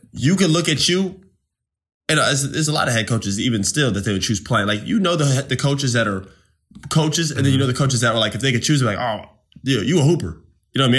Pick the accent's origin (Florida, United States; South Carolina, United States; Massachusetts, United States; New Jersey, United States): Florida, United States; Winter Park; I'm from Winter Park